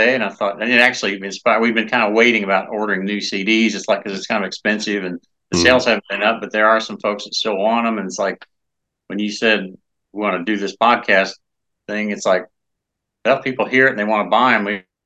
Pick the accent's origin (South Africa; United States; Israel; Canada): United States; Indianapolis, Indiana; Indianapolis, which is my hometown